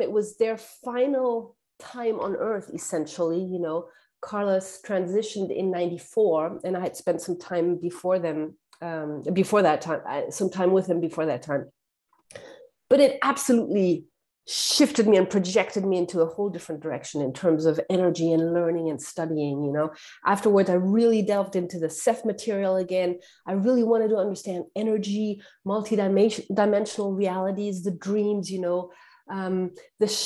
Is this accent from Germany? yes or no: yes; Germany; I was born and raised in Germany, but I had a French education because my dad is Algerian